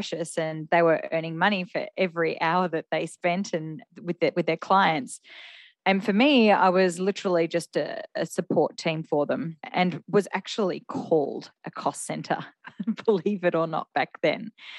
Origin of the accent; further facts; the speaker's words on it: Melbourne, Victoria, Australia; Gosh, we're going back quite a while because I'm turning 50 this year, so I don't mind if I say my age. So in Melbourne